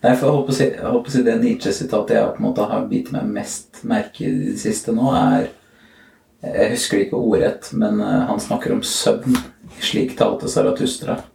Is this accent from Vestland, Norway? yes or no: no; Trysil, Innlandet, Norway; jeg er fra Trysil.